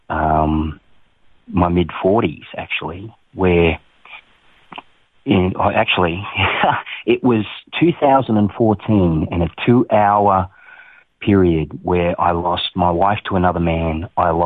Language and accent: English; Townsville, Queensland, Australia; also born or lived in Toowoomba; I was born in Toowoomba, and I was raised in Townsville.